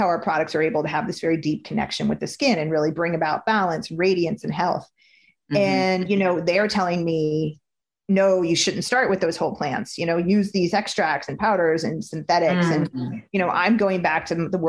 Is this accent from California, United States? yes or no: yes; Napa Valley, California, United States; coming from where I was coming from Napa Valley